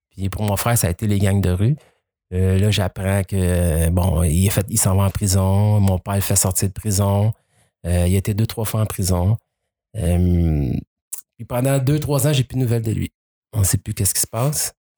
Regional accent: Quebec, Canada; also born or lived in Brazil; j'ai grandi ici, mes amis sont ici, ma vie est ici

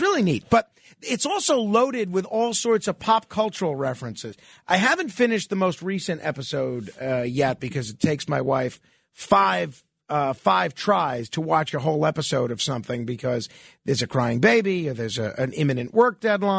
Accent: New York City, New York, United States; my hometown, which happens to be New York.

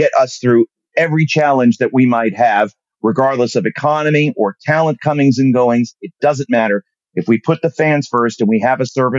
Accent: Germany; I'm on TV. I'm from Germany. What is this?

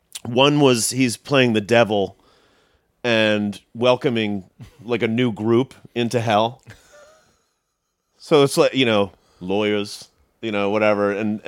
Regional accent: London, United Kingdom; born there; When I was 11, I was born in London. My dad was working there at the time.

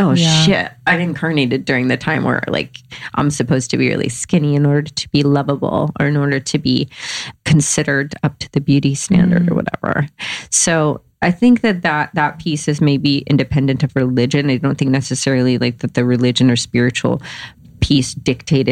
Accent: the Bible Belt, United States; I grew up in the Bible Belt

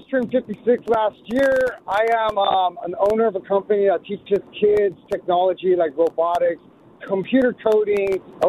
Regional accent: El Monte, California, United States; I grew up in El Monte, California. I'm an Angelino at heart, born and raised.

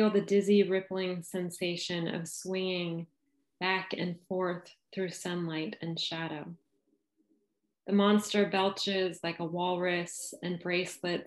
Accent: San Diego, California, United States; now in Little Rock, United States; I live in Little Rock, Arkansas, but although I'm landlocked here, I grew up in San Diego. So I'm a Southern Californian at heart.

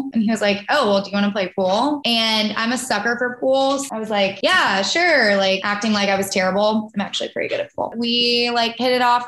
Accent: the South, United States; growing up in the South

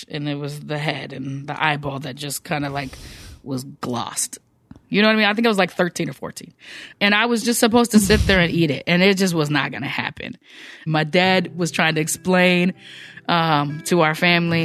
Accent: United States; now in Seattle, United States; I'm American

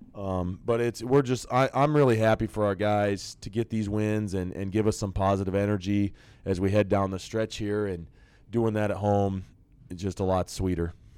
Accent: Nebraska, United States; I grew up in Nebraska, um, and the bulk of my youth was in the '90s.

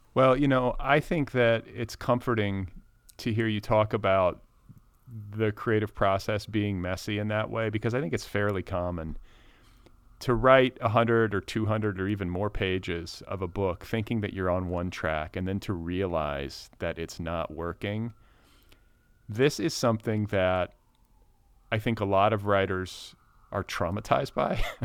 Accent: United States; as an American

